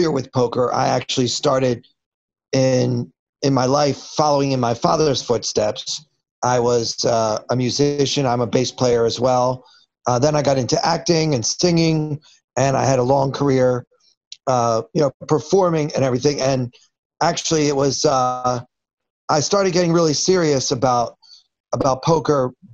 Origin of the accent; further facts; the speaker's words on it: Baltimore, Maryland, United States; moved away as an adult; now in New York City, United States; I grew up in Baltimore